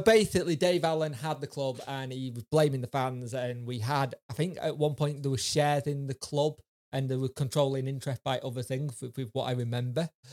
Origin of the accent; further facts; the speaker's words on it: Doncaster, Yorkshire and the Humber, United Kingdom; I grew up in Donny